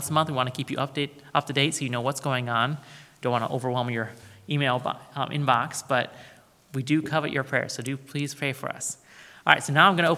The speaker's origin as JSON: {"language": "English", "country": "United States", "said": "Americans like us"}